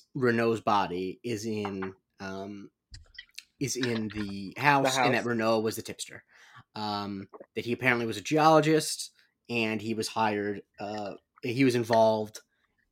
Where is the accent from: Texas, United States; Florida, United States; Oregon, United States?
Florida, United States; even though I grew up in Florida after 9, my parents are from suburban New York